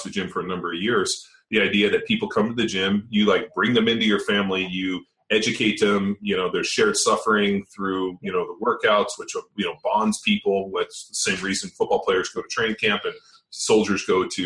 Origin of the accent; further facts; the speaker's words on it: California, United States; moved away as an adult; also born or lived in Philadelphia; I grew up in California and went to Berkeley